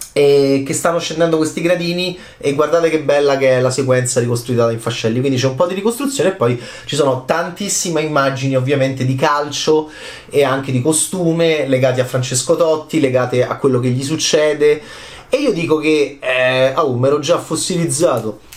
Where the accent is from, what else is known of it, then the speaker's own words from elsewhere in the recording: Rome, Lazio, Italy; nella nostra città, Roma